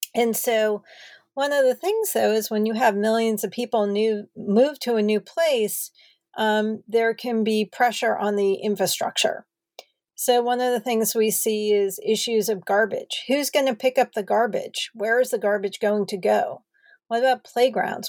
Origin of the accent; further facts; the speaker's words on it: New Jersey, United States; moved away as an adult; also born or lived in Madison, Wisconsin / Los Angeles, California; I started off growing up in New Jersey